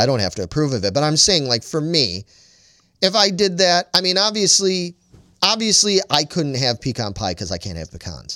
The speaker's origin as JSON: {"language": "English", "town": "Chicago", "region": "Illinois", "country": "United States", "tie": "born or raised there", "said": "I grew up in Chicago and, and a, in a very football household"}